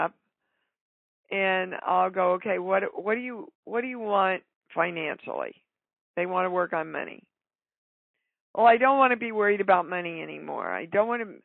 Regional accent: Kansas, United States; I grew up in Kansas.

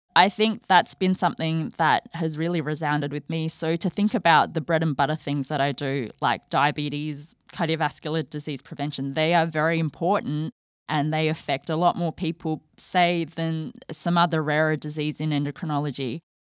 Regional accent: Australia; moved away as an adult; I am an Australian trained endocrinologist, and before starting this fellowship, I was living in Australia, so I'm heading back home

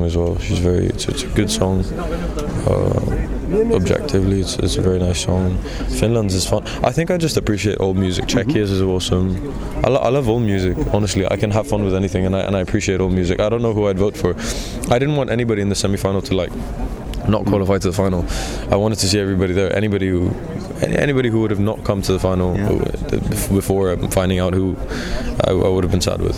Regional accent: Greece; I was born and raised in Greece and always been going to international schools.

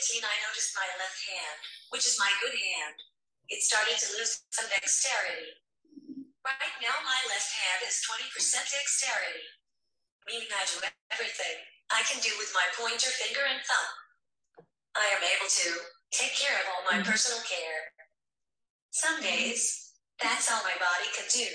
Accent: Stillwater, Oklahoma, United States; I'm from Stillwater, Oklahoma.

